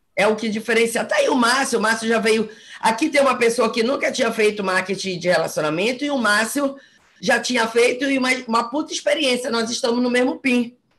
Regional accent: Belém, Pará, Brazil; moved away as an adult; now in Fortaleza, Brazil; eu sou de Belém, mas estou há dois anos em Fortaleza

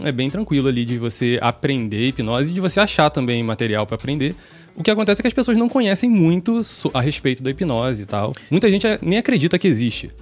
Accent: Rio de Janeiro, Brazil; moved away as an adult; now in Salvador, Brazil; sou carioca

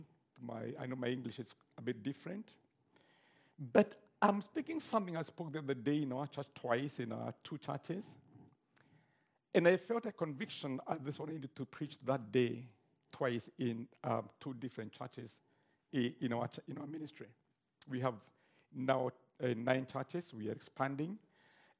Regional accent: Kenya; I'm a Kenyan.

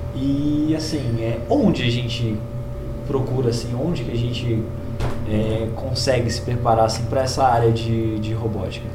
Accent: Brazil; como brasileiros

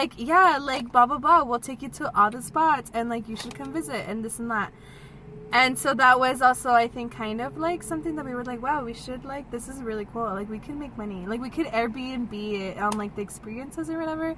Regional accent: El Paso, Texas, United States; We're from El Paso also.

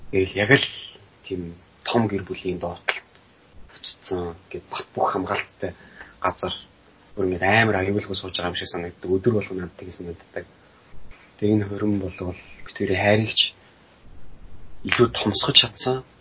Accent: Mongolia; би нөгөө Монгол төрөөд Монгол өссөн хүн англи хэлийг бас тэгж сайн мэдэхгүй.

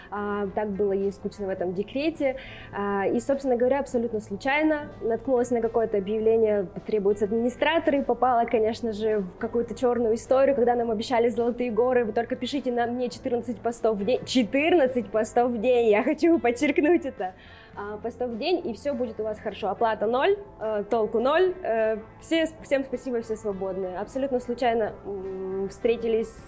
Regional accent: Lesnoy, Sverdlovsk Oblast, Russia; also born or lived in Rostov-on-Don; А, значит, я родилась в Ростове, буквально там некоторое время, пару лет мы прожили там, потом отца отправили на Урал. Мы горо- жили город Лесной Свердловской области

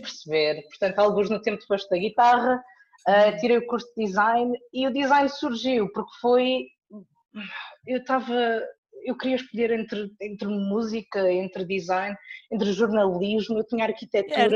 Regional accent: Lisbon, Portugal; nasci em Lisboa

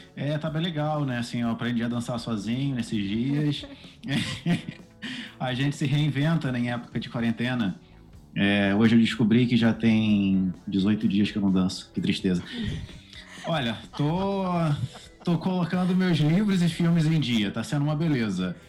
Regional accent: São Gonçalo, Rio de Janeiro, Brazil; eu sou do Rio de Janeiro

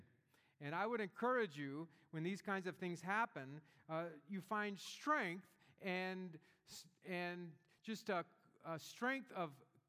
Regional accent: Gulf Coast of Northwest Florida, United States; I grew up in the Gulf Coast of Northwest Florida, and in our town there was a very large military base, Eglin Air Force Base

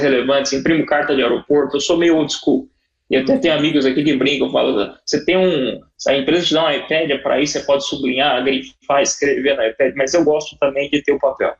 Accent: Brazil; moved away as an adult; also born or lived in São Paulo; now in United Arab Emirates; eu sou brasileiro, amo meu país

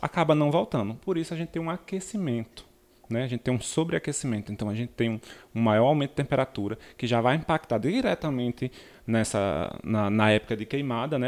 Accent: Rio Grande do Norte, Brazil; venho diretamente das terras potiguaras do Rio Grande do Norte

